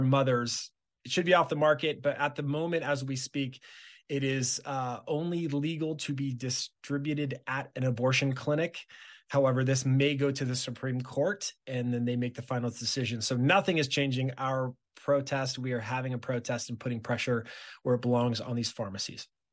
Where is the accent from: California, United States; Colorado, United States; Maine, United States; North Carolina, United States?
California, United States; Southern; moved away as an adult; now in Wisconsin, United States; born and raised in Southern California